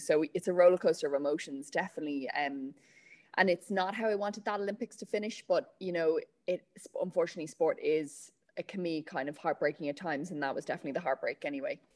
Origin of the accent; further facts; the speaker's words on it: Meath, Leinster, Ireland; moved away; I'm from Meath originally, so I was part of Pony Club there